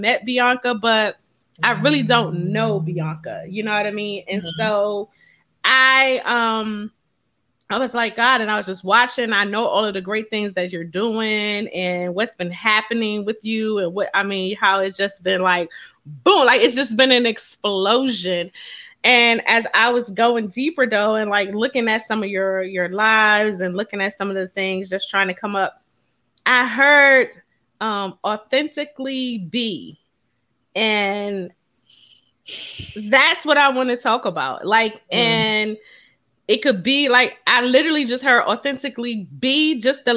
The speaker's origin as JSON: {"language": "English", "town": "Philadelphia", "region": "Pennsylvania", "country": "United States", "tie": "born or raised there", "said": "We're both from Philly"}